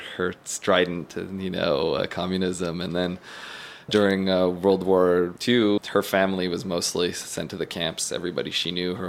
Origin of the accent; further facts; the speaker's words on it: Eastern Townships, Quebec, Canada; I grew up born and bred in the Eastern Townships